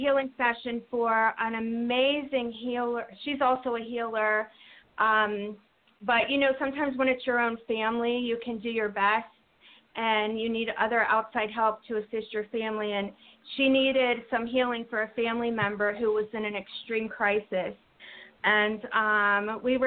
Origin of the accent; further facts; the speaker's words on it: near Pittsburgh, Pennsylvania, United States; moved away; I'm also from Pennsylvania, too, originally by Pittsburgh.